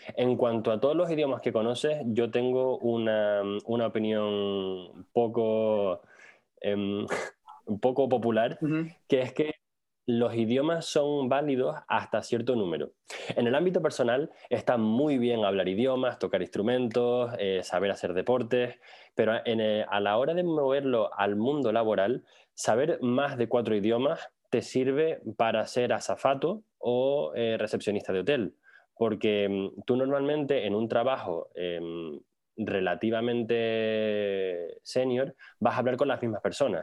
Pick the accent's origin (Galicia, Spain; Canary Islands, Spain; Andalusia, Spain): Canary Islands, Spain; Tenerife; moved away as an adult; yo soy de Tenerife